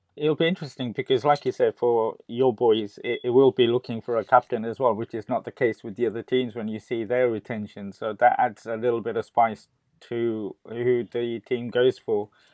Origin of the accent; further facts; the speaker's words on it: Gujarat, India; my home state, Gujarat